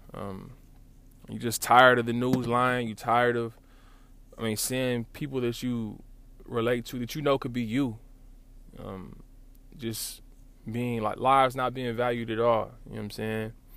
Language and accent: English; Lawton, Oklahoma, United States; I'm from Lawton